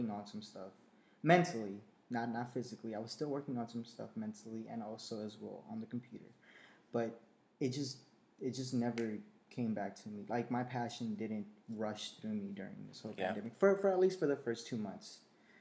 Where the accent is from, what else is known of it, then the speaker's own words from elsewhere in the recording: Columbus, Ohio, United States; also born or lived in Mexico; I was brought to Columbus, actually, and I stayed here all my life. So through elementary school, middle school, and high school, I lived here.